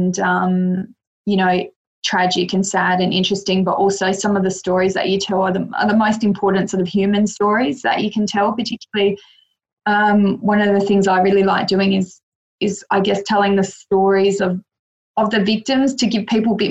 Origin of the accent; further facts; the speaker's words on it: Adelaide, South Australia, Australia; also born or lived in Mildura, Victoria / Melbourne, Victoria; now in Queensland, Australia; moved back to Adelaide, which is my hometown originally